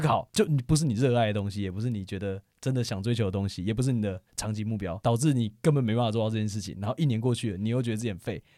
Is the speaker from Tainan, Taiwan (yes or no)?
no; Taoyuan, Taiwan; 因为我现在住在桃园，然后嗯。离我老家很近，也在嗯。桃园